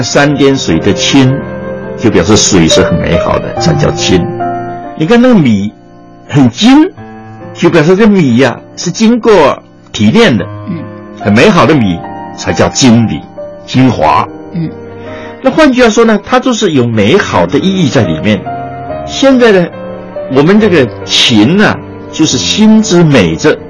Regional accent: China; 中国是一个有情的文化，可是我们身为中国人呢、我们就有时候感觉到这是个负担，叫做人情包袱。

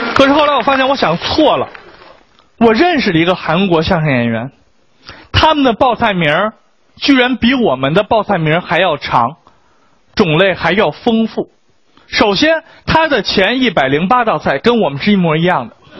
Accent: China; 身为一个中国人

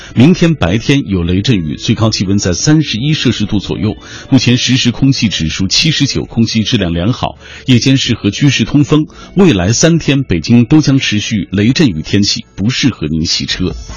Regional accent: Xinjiang, China; 我也是新疆人

